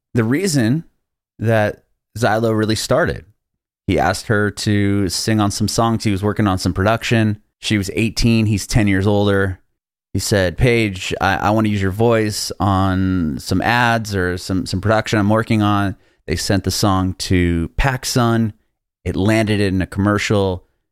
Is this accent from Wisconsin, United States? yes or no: no; San Diego, California, United States; moved away as an adult; now in Nashville, United States; I'm from San Diego